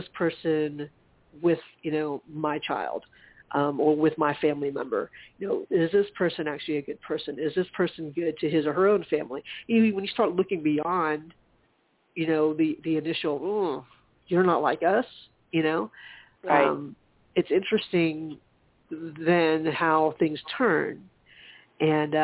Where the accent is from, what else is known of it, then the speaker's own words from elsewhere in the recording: South Carolina, United States; growing up in South Carolina